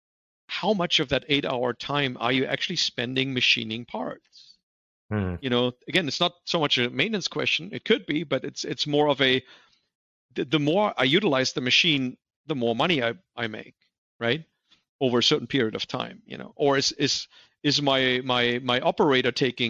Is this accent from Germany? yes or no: yes; Germany; English is a second language; moved away as an adult; also born or lived in Torrance, California; now in United States; I grew up in Germany